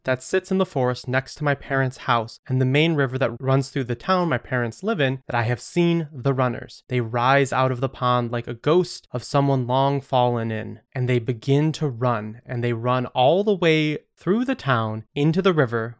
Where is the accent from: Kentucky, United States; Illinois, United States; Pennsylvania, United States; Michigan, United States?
Michigan, United States; I'm from Michigan, a place that has more shoreline by volume than anywhere else in the world. So it's not frequent that in my home state you can see a lake and a pond sitting close by each other